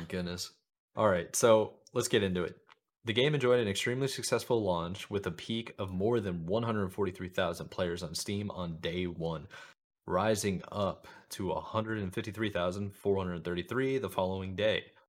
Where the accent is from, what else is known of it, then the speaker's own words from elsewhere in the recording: United States; as an American